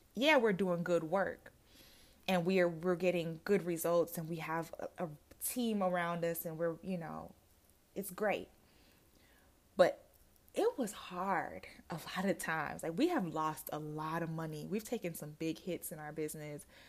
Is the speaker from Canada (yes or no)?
no; Jamaica; now in United States; I am originally from Jamaica